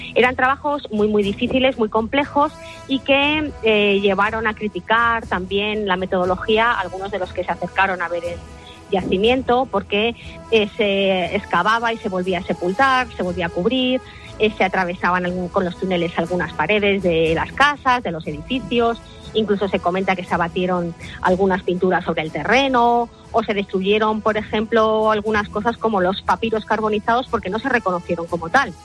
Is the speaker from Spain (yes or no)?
yes; Madrid, Community of Madrid, Spain; Yo soy de Madrid